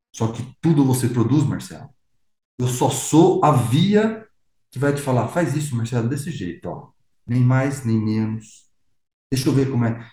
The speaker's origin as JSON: {"language": "Portuguese", "country": "Brazil", "said": "Sou brasileiro"}